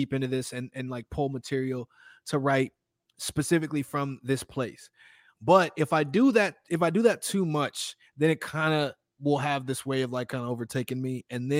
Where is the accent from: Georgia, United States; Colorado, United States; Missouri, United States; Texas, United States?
Texas, United States; Houston; born there; also born or lived in Austin, United States; I was born in Houston, but I lived in Austin for a little bit